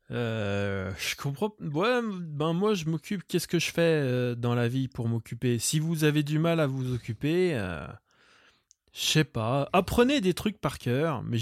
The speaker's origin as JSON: {"language": "French", "country": "Vietnam", "said": "Enfin, je suis vietnamien, mais on s'en"}